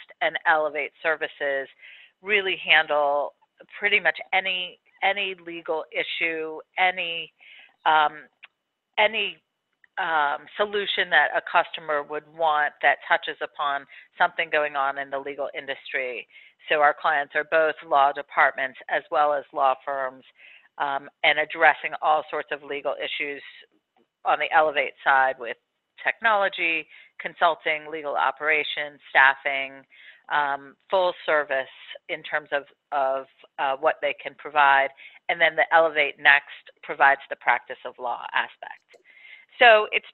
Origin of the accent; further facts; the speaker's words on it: Maryland, United States; I was born on my parents' bed in the house that I grew up in Maryland